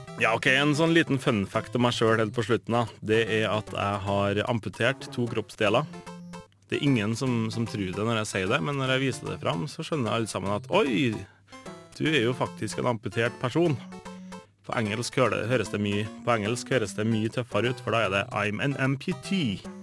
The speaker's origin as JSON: {"language": "Norwegian", "town": "Inderøy", "region": "Trøndelag", "country": "Norway", "accent": "Nord-Trøndelag", "said": "Som dere sikkert hører, så kommer jeg fra Nord-Trøndelag, nærmere bestemt eh, Inderøya"}